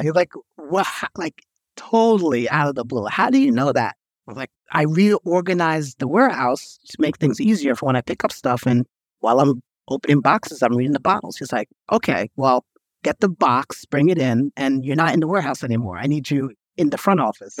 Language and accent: English; New York, United States; I grew up in New York